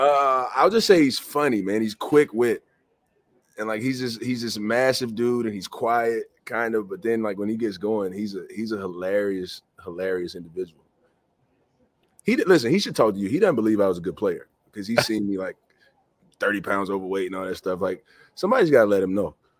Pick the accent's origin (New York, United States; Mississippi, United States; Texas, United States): Mississippi, United States; moved away; I grew up in the South, and I was only really familiar with the SEC